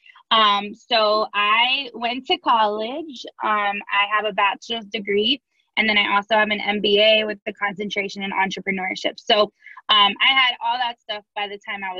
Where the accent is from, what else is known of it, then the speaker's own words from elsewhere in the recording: Miami, Florida, United States; now in St. Louis, United States; I'm originally from Miami